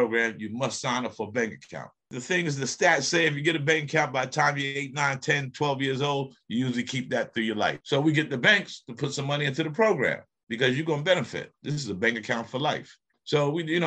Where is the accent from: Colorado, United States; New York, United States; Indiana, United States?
New York, United States; moved away; I'm a New Yorker